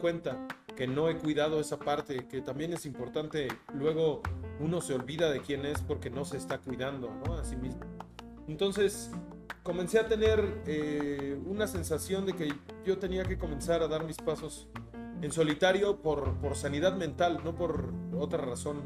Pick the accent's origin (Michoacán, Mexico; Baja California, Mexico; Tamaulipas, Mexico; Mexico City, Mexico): Mexico City, Mexico; yo nací en la ciudad, soy totalmente de la Ciudad de México